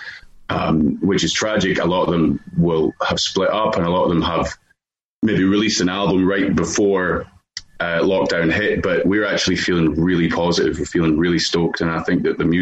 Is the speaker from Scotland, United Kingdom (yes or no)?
yes; Dumfries and Galloway, Scotland, United Kingdom; growing up in Scotland in Dumfries and Galloway